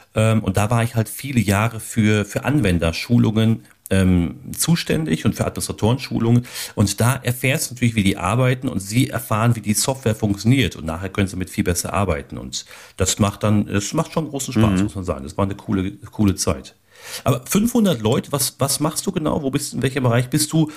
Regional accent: Ruhr area, North Rhine-Westphalia, Germany; now in Steinfurt, Germany; da bin ich ja aus dem Ruhrgebiet

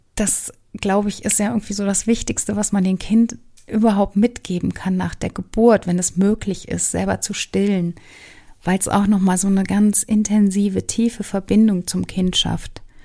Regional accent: Germany; also born or lived in Southern United States; nicht als Deutsche erkannt zu werden

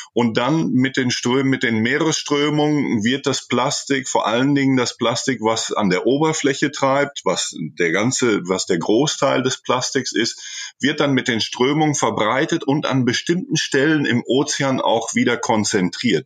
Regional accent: Germany; moved away as an adult; now in Chile; an meine Jugend in Deutschland, an meine Kindheit in Deutschland.

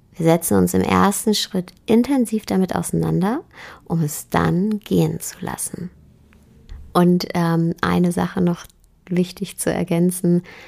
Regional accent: Germany; bei uns in Deutschland

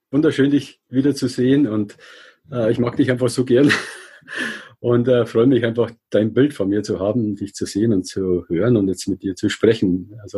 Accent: Regensburg, Bavaria, Germany; ich komme aus Regensburg

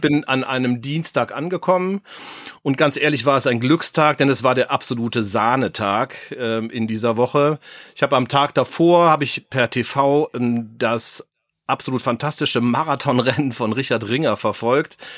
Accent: Cologne, North Rhine-Westphalia, Germany; accent: Rhenish; da wir ja beide auch in Köln geboren sind

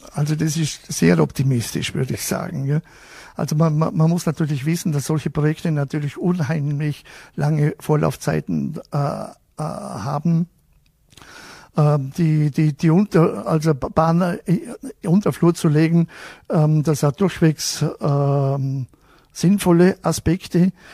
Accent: Wolfurt, Vorarlberg, Austria; bei uns in Wolfert

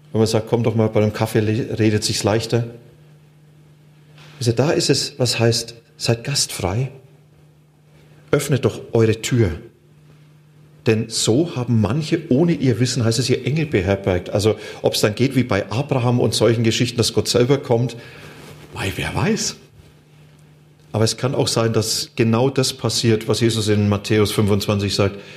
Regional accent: Germany; Wenn ich diesen Menschen sage, ich komme aus Deutschland und dort sind die Christen, die beten für euch

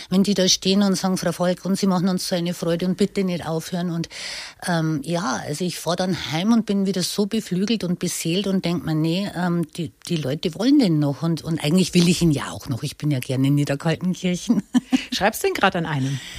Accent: Bavaria, Germany; Bayern ist für mich mein Traumland, meine Heimat.

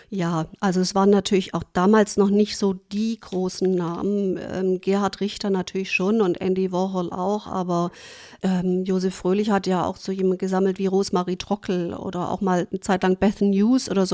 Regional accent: Germany; also born or lived in New York, United States; in mein Heimatland zurückkehren würde

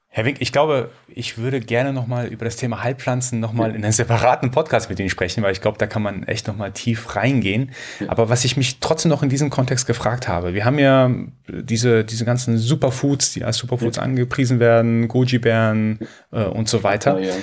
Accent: Iran; Ich als Iraner, äh, als Perser muss natürlich, also mir ist es in die Wiege gelegt worden, schon von klein auf schwarzen Tee zu trinken.

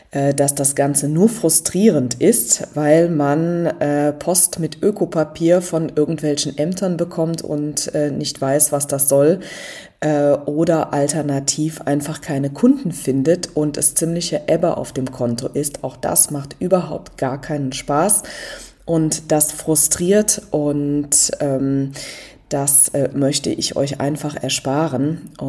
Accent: Rhineland, Germany; Ich bin selber auch aus dem Rheinland

